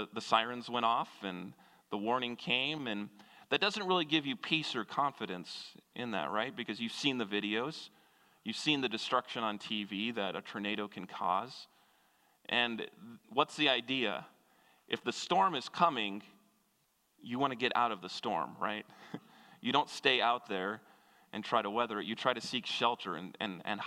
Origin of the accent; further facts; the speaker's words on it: Kansas, United States; moved away; I grew up in Kansas, which is about as landlocked as you can get